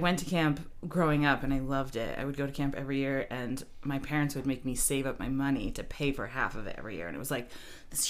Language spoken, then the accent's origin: English; Belfast, Maine, United States; I grew up in Belfast and Rockland was like the big city comparatively